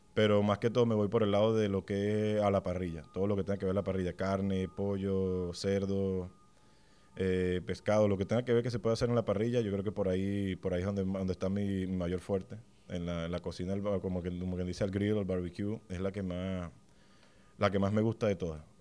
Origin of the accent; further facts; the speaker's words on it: Venezuela; compatriotas venezolanos